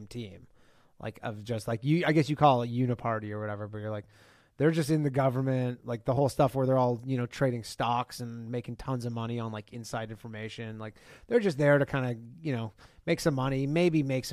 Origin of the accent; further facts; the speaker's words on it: Canada; I'm from Canada